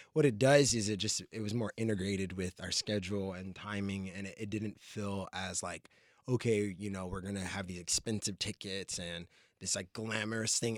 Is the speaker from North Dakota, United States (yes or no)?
no; New Jersey, United States; now in Los Angeles, United States; I grew up in Jersey